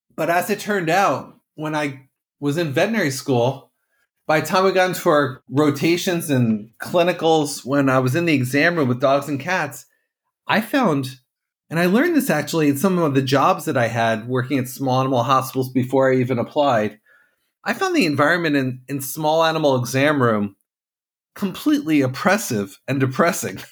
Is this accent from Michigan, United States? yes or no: no; Katonah, New York, United States; moved away as an adult; also born or lived in Santa Cruz, California / Vermont / New Jersey; I grew up about an hour north of New York City in Westchester County in a town called Katona.